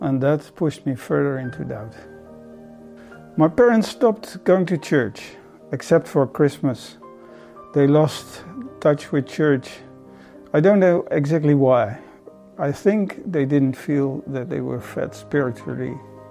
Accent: Netherlands; I'm from Holland, from a Dutch Reformed family.

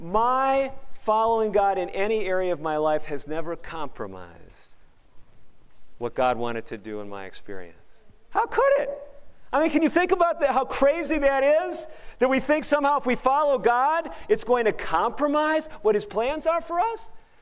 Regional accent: Chicago, Illinois, United States; I aspired as a young boy growing up in Chicago to be a garbage collector.

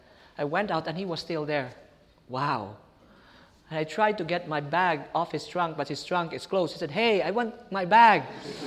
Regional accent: Pasay, Metro Manila, Philippines; I'm from Pasay, going to the airport.

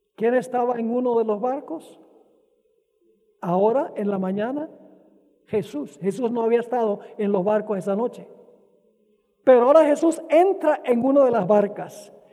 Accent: Venezuela; Cuando yo era niño, crecí en Venezuela

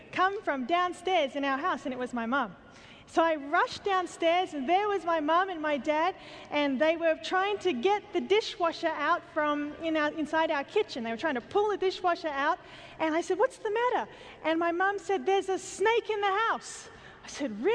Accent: Australia; I come from Australia

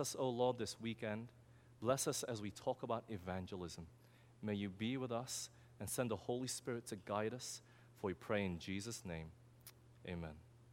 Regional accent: Australia; moved away; I'm from Australia

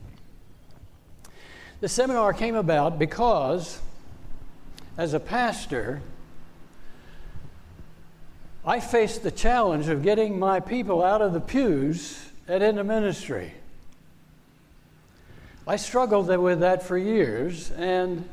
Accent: Northern Virginia, United States; I grew up in Northern Virginia.

